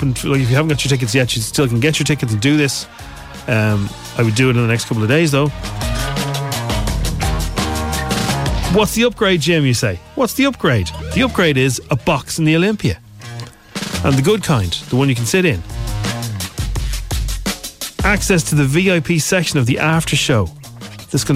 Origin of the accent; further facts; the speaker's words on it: Ireland; I'm Irish